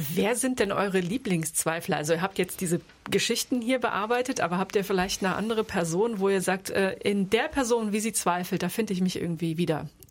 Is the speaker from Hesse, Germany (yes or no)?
yes; Offenbach am Main, Hesse, Germany; Ich komme aus Offenbach